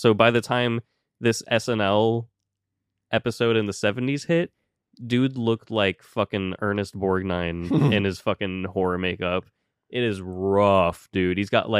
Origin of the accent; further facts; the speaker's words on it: White Settlement, Texas, United States; I'm from White Settlement, Texas.